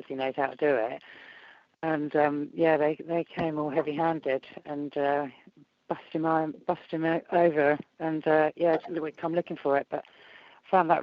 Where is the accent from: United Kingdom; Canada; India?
United Kingdom